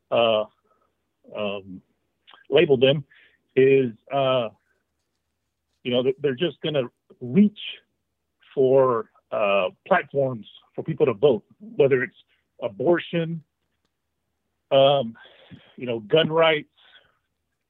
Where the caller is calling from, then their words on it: Washington, United States; I'm calling from Washington State